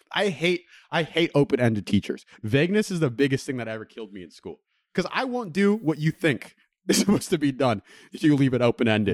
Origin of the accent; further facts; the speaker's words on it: Middlefield, California, United States; I grew up on Middlefield